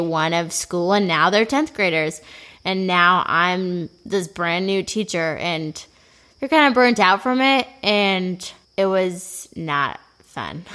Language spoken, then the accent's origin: English; Bemidji, Minnesota, United States; I am from Bemidji, Minnesota. It's a great place in northern Minnesota